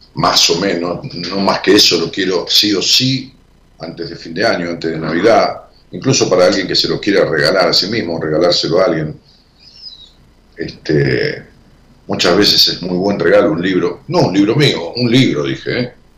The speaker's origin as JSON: {"language": "Spanish", "town": "Ramos Mejía", "region": "Buenos Aires Province", "country": "Argentina", "tie": "born or raised there", "moved": "yes", "said": "cuando yo vivía en Ramos Mejía, y aún cuando voy allá a mi pueblo"}